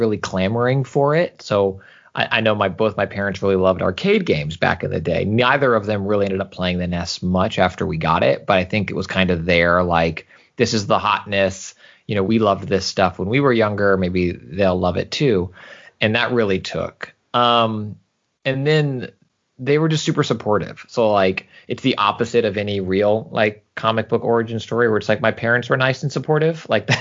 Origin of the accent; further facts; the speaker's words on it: Houston, Texas, United States; moved away as an adult; also born or lived in San Francisco Bay Area, California; now in Southern California, United States; I was born and raised almost exclusively in Houston, Texas, but I spent about 5 years in the San Francisco Bay Area before later as an adult moving out to Southern